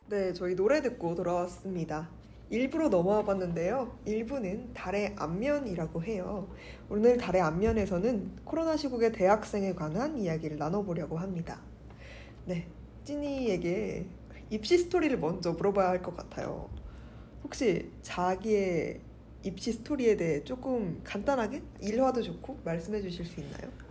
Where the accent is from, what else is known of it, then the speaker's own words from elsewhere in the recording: Seoul, South Korea; 저는 서울 사람이라